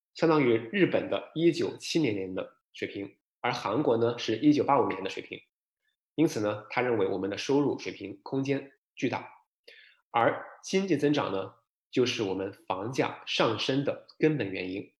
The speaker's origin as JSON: {"language": "Chinese", "town": "Shenzhen", "region": "Guangdong", "country": "China", "moved": "yes", "lives_now": "Vancouver, Canada", "said": "我深圳人嘛"}